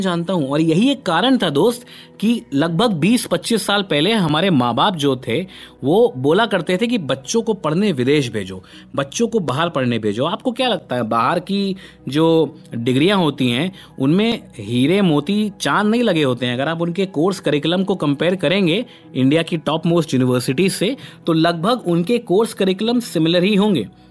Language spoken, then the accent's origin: Hindi; Kanpur, Uttar Pradesh, India; moved away; मैं तो भाई कानपुर से आया हुआ एक सीधा साधा लड़का था